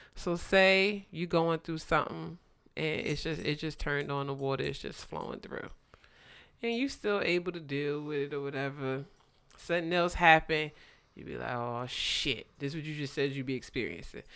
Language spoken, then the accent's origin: English; New Jersey, United States; moved away; I grew up in Jersey, and I'm so happy I grew up in Jersey